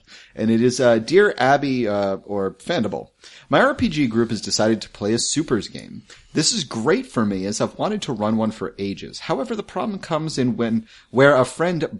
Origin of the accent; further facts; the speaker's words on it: New England, United States; I am from New England.